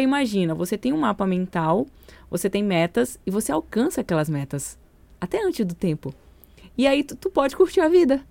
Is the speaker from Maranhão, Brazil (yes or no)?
yes; São Luís, Maranhão, Brazil; moved away; eu sou de São Luís